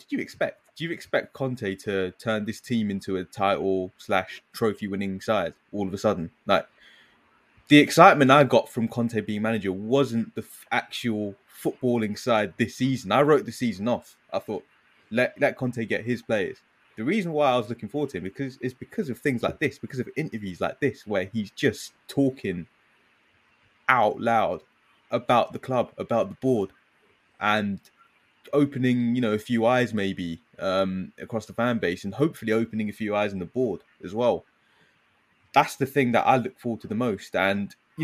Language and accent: English; United Kingdom; as British people